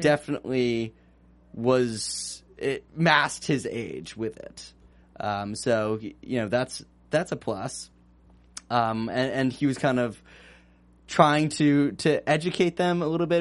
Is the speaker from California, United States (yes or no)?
yes; Northern California, United States; I'm from California originally